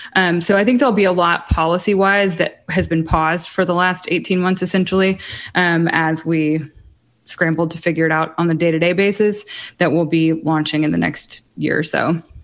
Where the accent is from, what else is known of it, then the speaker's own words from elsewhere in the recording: Muscle Shoals, Alabama, United States; also born or lived in Hawaii / Los Angeles; now in Nashville, United States; I'm also from Muscle Shoals, Alabama, so very much still a part of that community